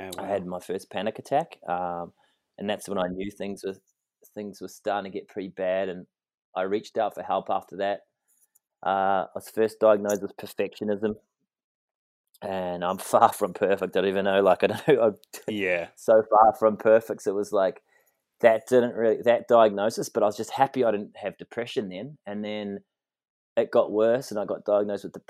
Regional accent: New Zealand; I grew up in New Zealand playing rugby, surfing, just the happy kid

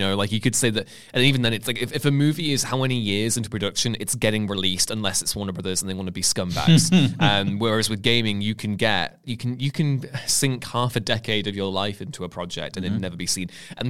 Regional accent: Liverpool, North West England, United Kingdom; accent: Scouse; also born or lived in Warrington; So I'm from Liverpool, but I obviously don't sound like I'm... I don't sound particularly Scouse. If you put a few drinks in me, then it'll come out. But then we moved to Warrington when I was quite young

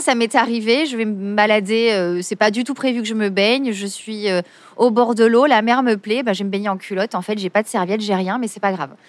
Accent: Marseille, Provence-Alpes-Côte d'Azur, France; je suis née à Marseille, je suis une vraie Marseillaise

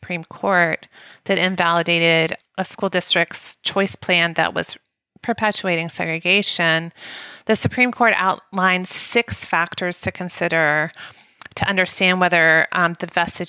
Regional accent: the South, United States; because of our experiences growing up in the South

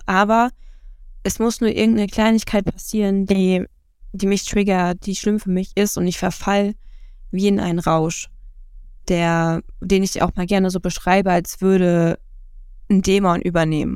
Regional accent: Rostock, Mecklenburg-Vorpommern, Germany; ich bin 24 Jahre, ich komme aus Rostock

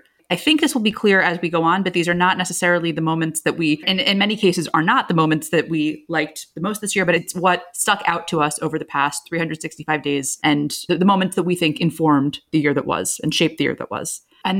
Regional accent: United States; as an American

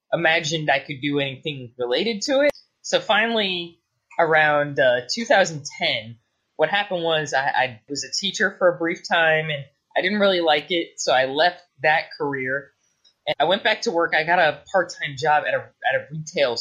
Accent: Clearwater, Florida, United States; also born or lived in Oldsmar, Florida; I was born in Clearwater, Florida, which is actually across from the Space Coast

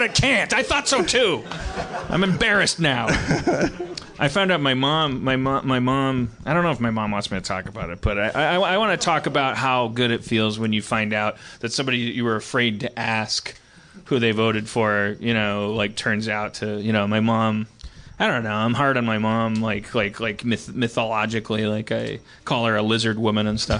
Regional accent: Milwaukee, Wisconsin, United States; now in Los Angeles, United States; I grew up in Milwaukee

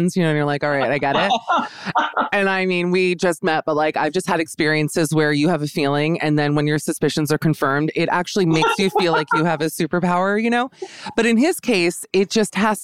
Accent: Miami, Florida, United States; I'm a full Jew from Miami

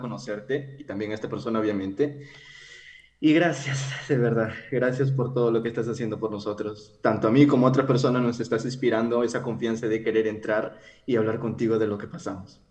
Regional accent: Peru; yo soy de Perú

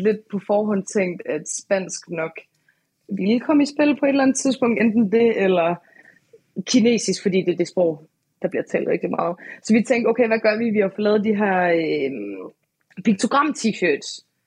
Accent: Aalborg, North Denmark Region, Denmark; jeg er fra Aalborg

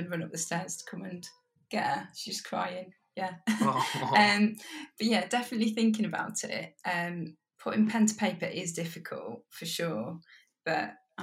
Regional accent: Coventry, West Midlands, United Kingdom; born or raised there

